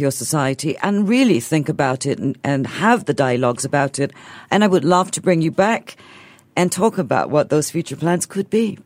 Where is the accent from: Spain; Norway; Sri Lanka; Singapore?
Singapore; being Singaporean